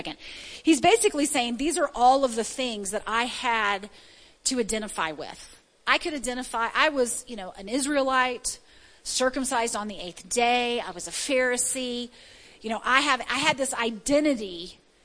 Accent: the South, United States; I was born in the South

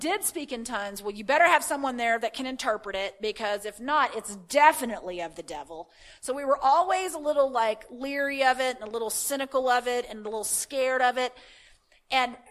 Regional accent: the Bible Belt, United States; I grew up in the Bible Belt

